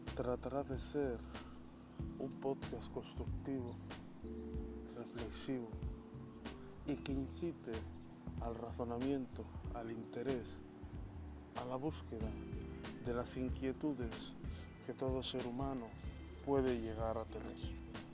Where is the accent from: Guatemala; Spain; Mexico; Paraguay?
Spain; Bilbao, Basque Country; De Bilbao